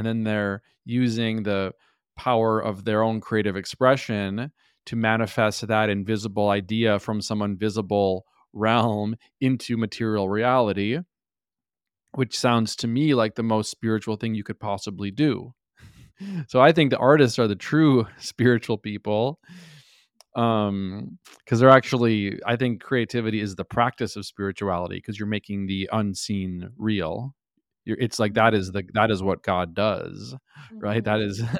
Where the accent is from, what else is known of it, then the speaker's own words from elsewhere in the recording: Minnesota, United States; I was raised, I grew up in Minnesota where, like, you know, everyone's Christian, you know, so that was kind of my foundation.